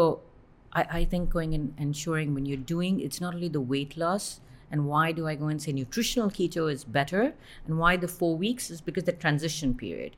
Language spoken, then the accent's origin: English; Bahrain; I was born and brought up in Bahrain.